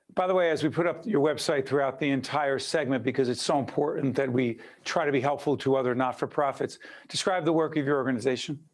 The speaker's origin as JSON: {"language": "English", "town": "Newark", "region": "New Jersey", "country": "United States", "tie": "born or raised there", "said": "Brick City, my hometown, born and raised"}